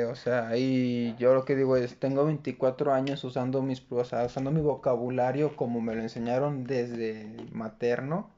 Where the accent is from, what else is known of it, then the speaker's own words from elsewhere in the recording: Mexico; como buen mexicano